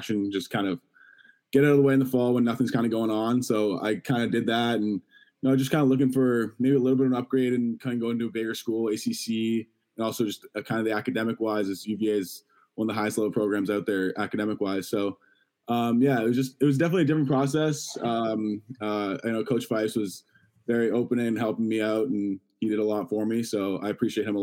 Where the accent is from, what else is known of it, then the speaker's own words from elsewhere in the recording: Toronto, Ontario, Canada; you go to all the Toronto Rock games growing up in Toronto